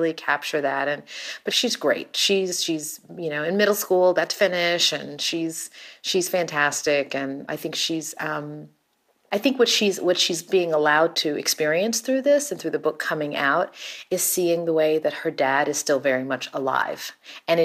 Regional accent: Texas, United States; also born or lived in Houston; now in Los Angeles, United States; I grew up in Texas in too many years ago

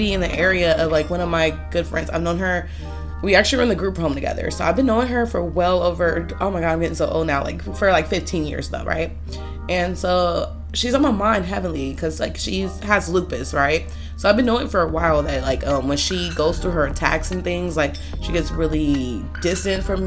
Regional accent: Los Angeles, California, United States; I'm from Los Angeles, you know, born and raised

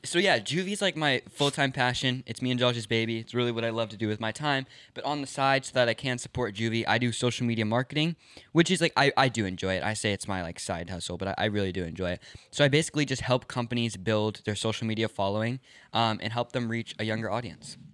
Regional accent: Los Angeles, California, United States; also born or lived in New York; I grew up in Los Angeles, moved around, lived in New York for a few months, back to Los Angeles, back up to Northern California

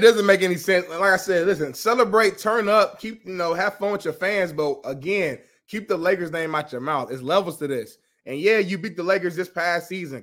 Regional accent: Indiana, United States; I'm from Indiana

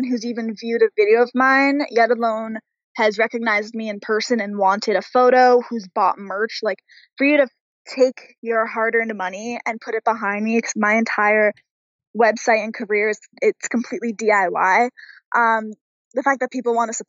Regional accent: Pickering, Ontario, Canada; I'm this girl from Pickering, Ontario

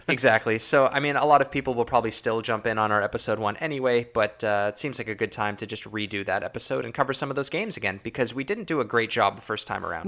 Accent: Toronto, Ontario, Canada; we're from Toronto, Ontario

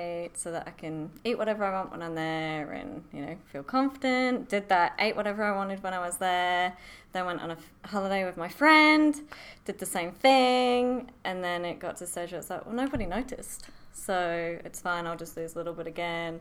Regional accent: Huddersfield, Yorkshire and the Humber, United Kingdom; moved away as an adult; now in Sunshine Coast, Australia; Born and bred in Yorkshire

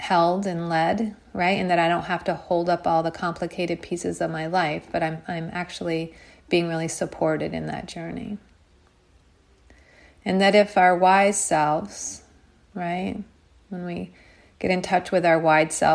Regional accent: United States; a girl growing up in America

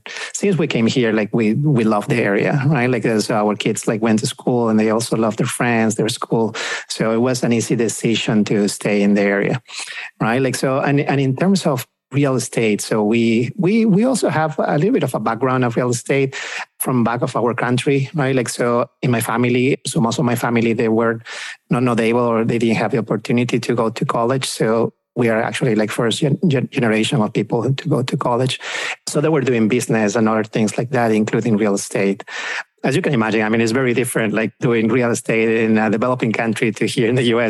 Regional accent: Peru; moved away as an adult; also born or lived in Pennsylvania / Virginia / South Texas; now in Dallas, United States; we are both from South America, from Peru. We actually came here to the US about 15 years ago

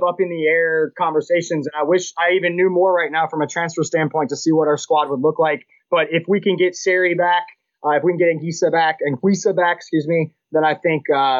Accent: United States; As an American

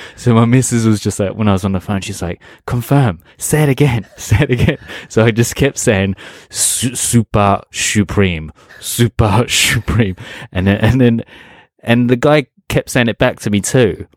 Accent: England, United Kingdom; moved away as an adult; when I was growing up in England

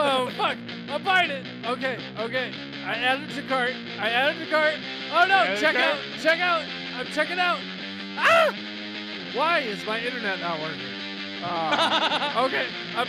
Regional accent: Michigan, United States; accent: Midwest; We can hear accents because we're from Michigan

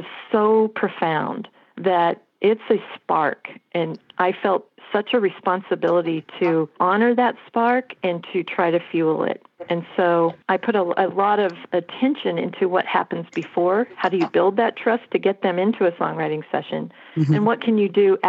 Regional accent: Colorado, United States; moved away; I am from Colorado

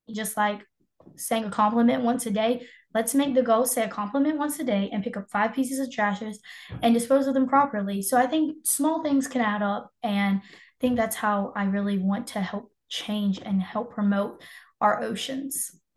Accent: Moore County, North Carolina, United States; I am 16 years old and I am from Moore County

